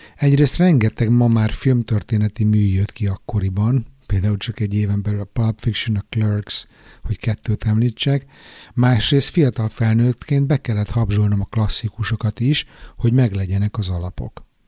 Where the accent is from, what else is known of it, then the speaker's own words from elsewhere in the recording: Budapest, Hungary; now in Stockholm, Sweden; otthon Pesten